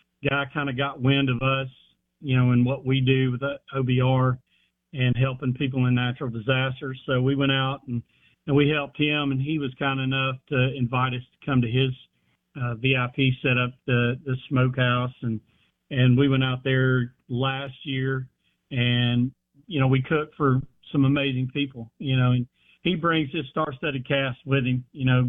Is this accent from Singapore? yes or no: no; Houston, Texas, United States; being a Houston native, I was born in Houston, Texas, and lived there first 10 years of my life.